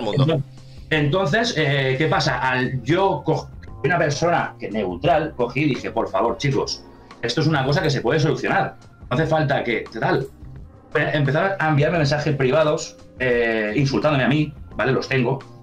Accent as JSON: {"language": "Spanish", "region": "Valencian Community", "country": "Spain", "said": "gente de mi tierra"}